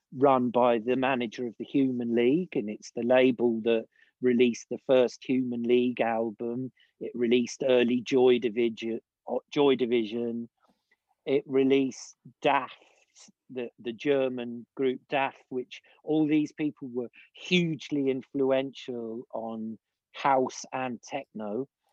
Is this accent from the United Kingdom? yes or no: yes; Lyndhurst, South East England, United Kingdom; now in Austria; I grew up in I was born in the village of Lyndhurst